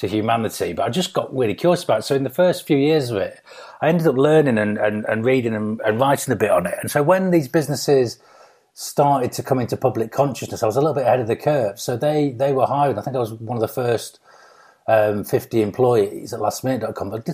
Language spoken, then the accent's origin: English; Grimsby, Yorkshire and the Humber, United Kingdom; moved away as an adult; I'm from Grimsby originally. So I was born there as a council estate kid, single parent family